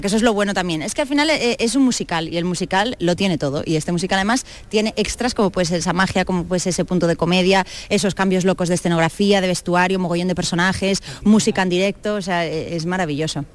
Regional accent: Spain; soy española

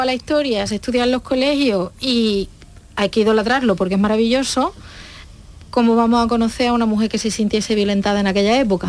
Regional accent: province of Huelva, Andalusia, Spain; yo soy de la provincia de Huelva

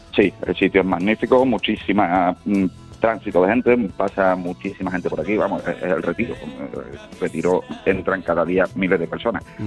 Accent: Jerez de la Frontera, Andalusia, Spain; moved away as an adult; now in Madrid, Spain; yo soy de Jerez

